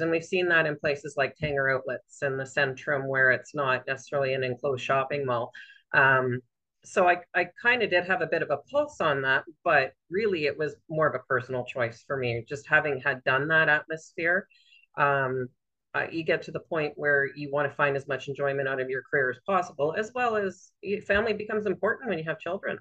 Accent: Southern Ontario, Canada; moved away as an adult; now in Renfrew, Canada; I always lived in Southern Ontario until we moved here permanently, and I was in my late 20s at that point.

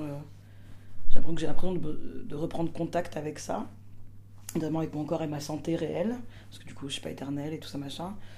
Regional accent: Martinique; je suis martiniquaise

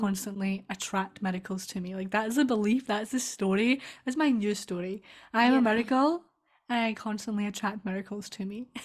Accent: Scotland, United Kingdom; accent: Scottish; I'm Scottish

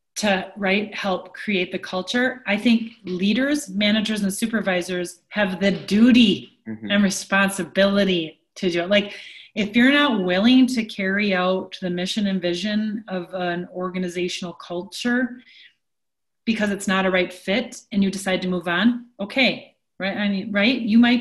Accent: Onalaska, Wisconsin, United States; I grew up in Onalaska, Wisconsin

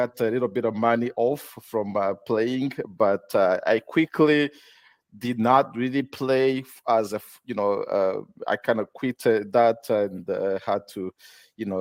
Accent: Rwanda; moved away; also born or lived in Fremont, California / Folsom, California; I'm from Rwanda, in East Africa.

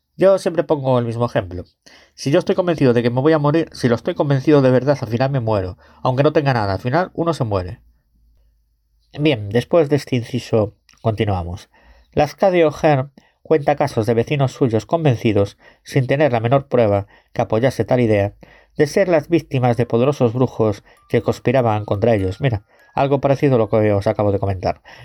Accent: Galicia, Spain; Yo soy gallego

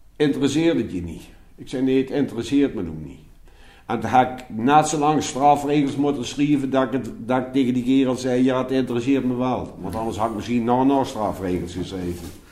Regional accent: Nijmegen, Gelderland, Netherlands; accent: Nijmeegs; daar ben ik opgegroeid

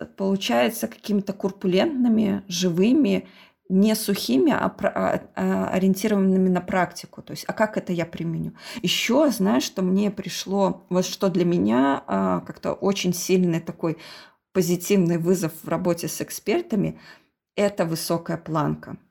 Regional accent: Belarus; мы из Беларуси

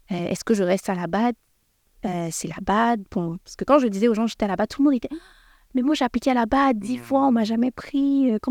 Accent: Canada; j'ai été pris comme expatriée parce que je suis canadienne.

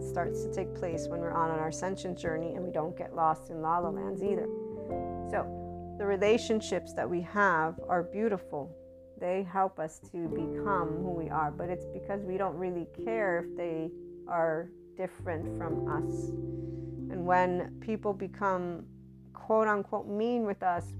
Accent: United States; I'm an American

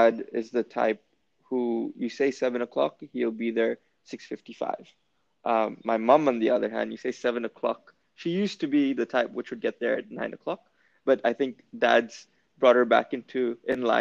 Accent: Jakarta, Indonesia; growing up in Jakarta

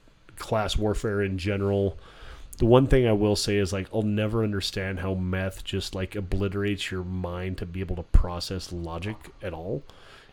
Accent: Bullhead City, Arizona, United States; I'm from a place where meth is king.

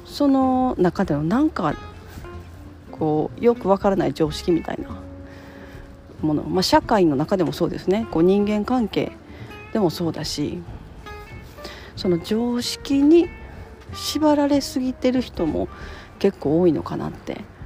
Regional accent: Japan; 自分は日本で生まれて、まあ、ほとんどの期間を日本で過ごしてるで日本の保育園に通って日本の小学校に通って

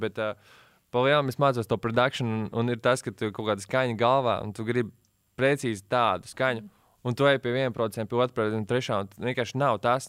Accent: Latvia; also born or lived in United States / England; es visu mūžu šeit dzīvoju.

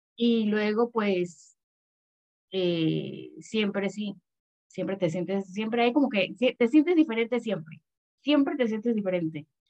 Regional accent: Panama; also born or lived in Mexico City, Mexico; vivo en Panamá desde que tenía tres años

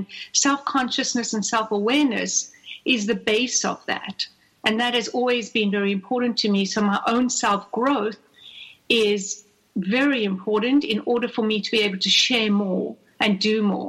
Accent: South Africa; now in Atlanta, United States; So I was born and raised in South Africa.

